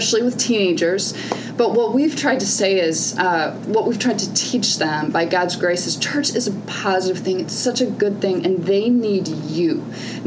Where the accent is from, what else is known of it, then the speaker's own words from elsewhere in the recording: St. Louis, Missouri, United States; St. Louis is my hometown